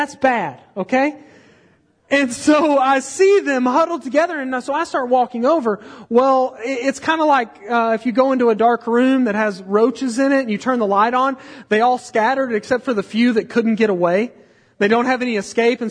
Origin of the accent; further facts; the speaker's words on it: Texas, United States; we're from Texas